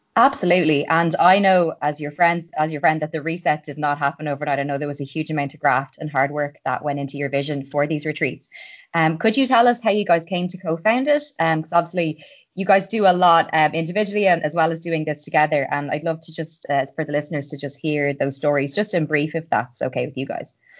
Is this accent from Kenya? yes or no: no; Ireland; I'm an Irish girl